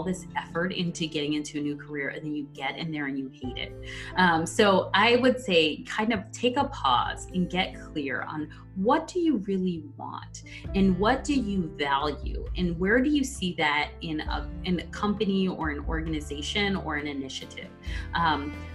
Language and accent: English; Verona, New Jersey, United States; I'm originally from a small town called Verona, New Jersey